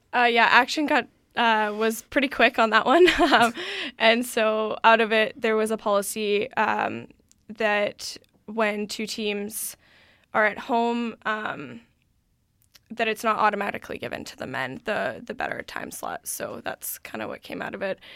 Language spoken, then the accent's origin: English; Vancouver, British Columbia, Canada; I'm actually from the Point Grey campus here at U B C